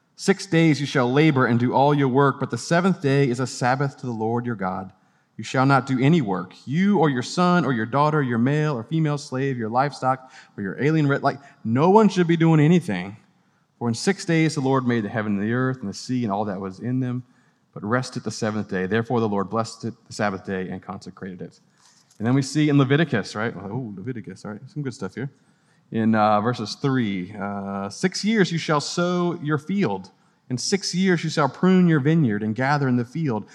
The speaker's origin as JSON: {"language": "English", "region": "Gulf Coast", "country": "United States", "tie": "born or raised there", "also_born_or_lived": "Louisiana / Mississippi", "moved": "yes", "lives_now": "Clemson, United States", "said": "I was a, a Gulf Coast kid growing up in Louisiana and Mississippi."}